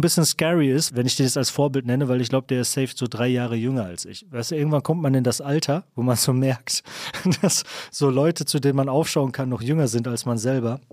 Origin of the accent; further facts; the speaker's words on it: Kamen, North Rhine-Westphalia, Germany; moved away; also born or lived in Düsseldorf; dass ich aus Kamen komme